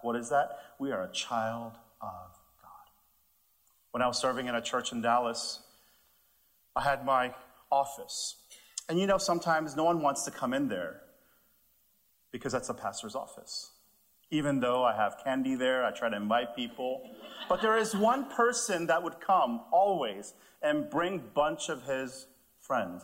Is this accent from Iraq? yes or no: no; Canada; also born or lived in Texas; I'm, I'm from Canada